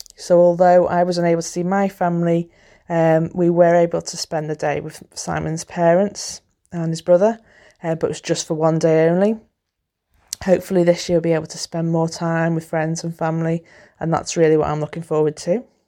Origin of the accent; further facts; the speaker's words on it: the Wirral, North West England, United Kingdom; I'm from the Wirral, which is a peninsula near Liverpool in northwest England.